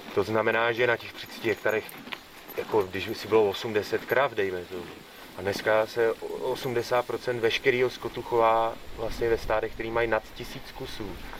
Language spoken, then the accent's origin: Czech; Czechia; u nás v Čechách